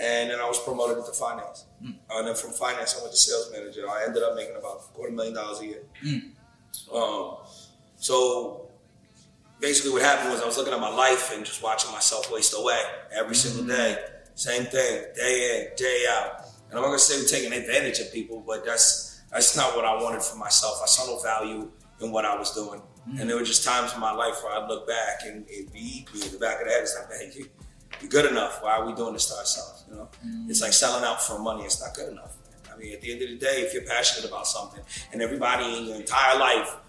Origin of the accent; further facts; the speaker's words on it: North Bergen, New Jersey, United States; I'm from North Bergen, New Jersey